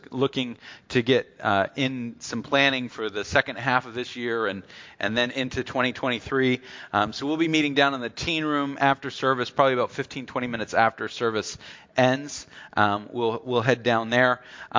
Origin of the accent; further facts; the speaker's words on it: the South, United States; born there; I was born in the South, but I am not a Southerner.